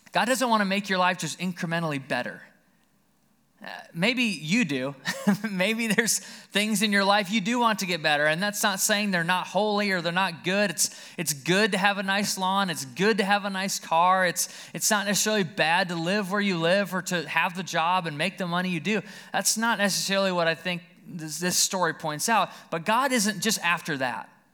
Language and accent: English; Caledonia, United States; also born or lived in Alabama; We lived right out here in Caledonia